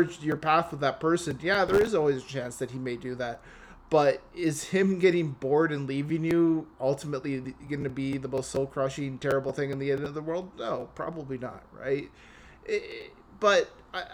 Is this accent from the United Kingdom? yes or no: no; Canada; I'm Canadian